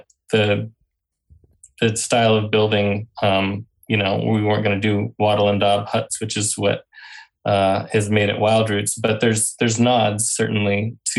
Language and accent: English; Western North Carolina, United States; the reason I grew up in Western North Carolina is because before that my parents had lived in Japan for about a year